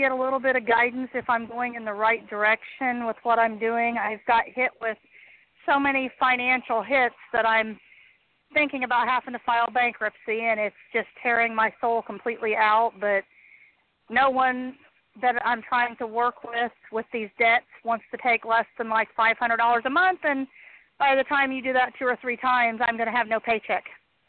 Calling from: Connersville, Indiana, United States

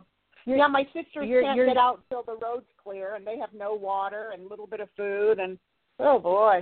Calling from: Santa Barbara, California, United States; I'm calling while the mudslides are in Santa Barbara, California.

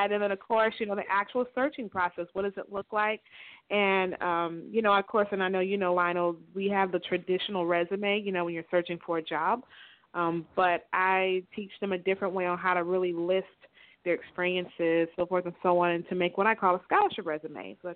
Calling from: Tampa, Florida, United States; I'm calling from Tampa, Florida.

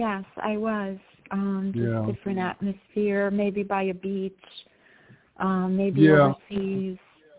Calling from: New York, United States

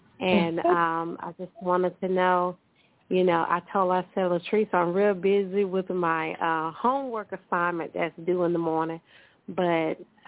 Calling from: Mobile, Alabama, United States; I'm calling from Mobile, Alabama.

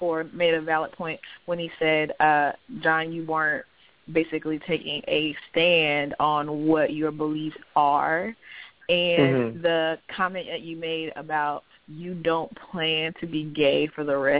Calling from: Florida, United States

